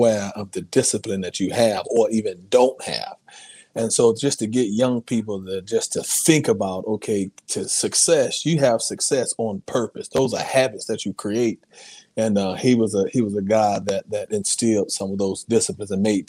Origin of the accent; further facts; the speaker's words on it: Atlanta, Georgia, United States; Born and raised in Atlanta, Georgia